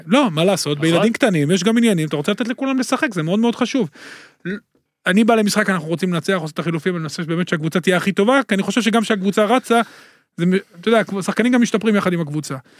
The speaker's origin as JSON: {"language": "Hebrew", "town": "Netanya", "region": "Central District", "country": "Israel", "tie": "born or raised there", "said": "אני גדלתי בנתניה"}